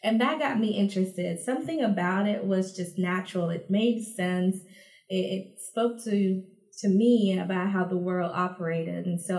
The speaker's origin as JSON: {"language": "English", "country": "U.S. Virgin Islands", "tie": "born or raised there", "also_born_or_lived": "Dominica", "said": "So I grew up in the Caribbean between the two Caribbean countries, St. Thomas, U.S. Virgin Islands, which most people are familiar with, and then Dominica, which is located further down the archipelago of islands between Martinique and Guadeloupe."}